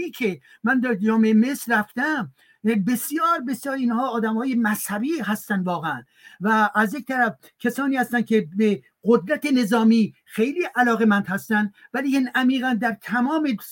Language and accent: Persian; Iran; now in France; من ایرانی هستم